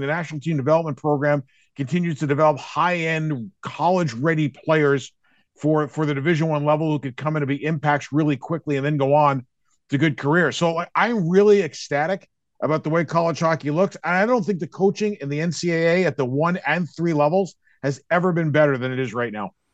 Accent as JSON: {"language": "English", "region": "New York", "country": "United States", "tie": "born or raised there", "also_born_or_lived": "Hartford, Connecticut", "moved": "yes", "said": "a sports fan growing up in New York"}